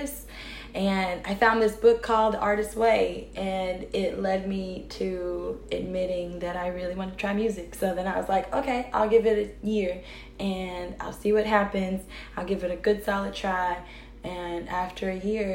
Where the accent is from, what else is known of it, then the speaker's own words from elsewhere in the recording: North Carolina, United States; moved away as an adult; now in Chicago, United States; I am originally from North Carolina